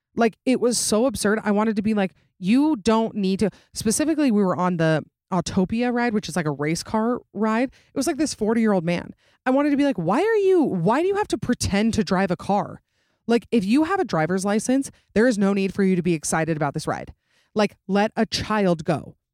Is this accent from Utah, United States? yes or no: yes; Utah, United States; I'm obviously from Utah